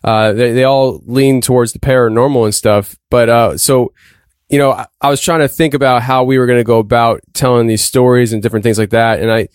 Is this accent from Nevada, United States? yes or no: no; Pennsylvania, United States; Norm actually is from my home state of Pennsylvania